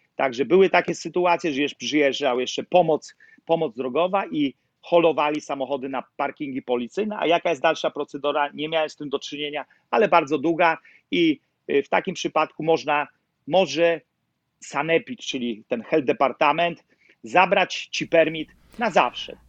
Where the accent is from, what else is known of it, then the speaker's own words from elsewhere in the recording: Nowy Sącz, Lesser Poland, Poland; moved away as an adult; now in New York, United States; Ja jestem z Nowego Sącza. Mhm. Lach Sądecki